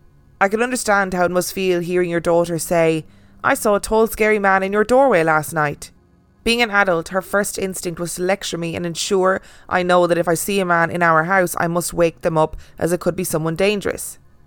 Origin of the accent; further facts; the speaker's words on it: Minnesota, United States; We are originally from Minnesota, but love taking trips around the state because of the vast history it has to offer.